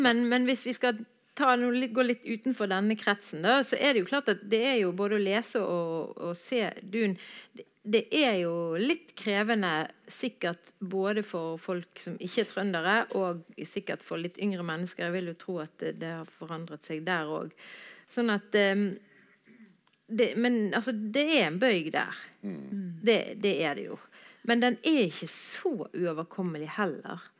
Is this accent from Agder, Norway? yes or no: no; Bergen, Vestland, Norway; Jeg er jo bergenser